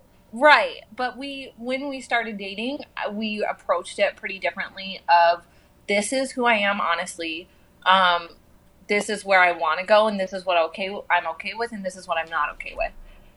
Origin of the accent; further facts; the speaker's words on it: Houston, Texas, United States; also born or lived in New Mexico / Arizona; And I grew up in Houston. I grew up in New Mexico. I grew up in Arizona.